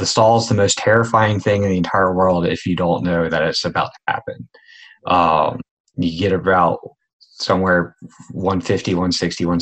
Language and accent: English; Eastern North Carolina, United States; I was born in Eastern North Carolina